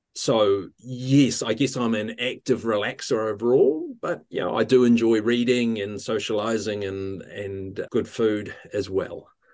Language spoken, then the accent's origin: English; Ohakune, Manawatū-Whanganui, New Zealand; now in Wellington, New Zealand; I grew up in, um, Ohaukuni in the centre of the North Island of New Zealand by the, by the mountain, uh, Ruapehu